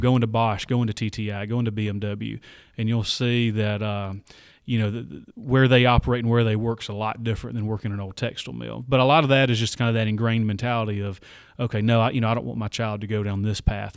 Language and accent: English; Barnesville, Georgia, United States; moved away as an adult; also born or lived in Carrollton, Georgia; now in Anderson, United States; I grew up about fifty miles south of Atlanta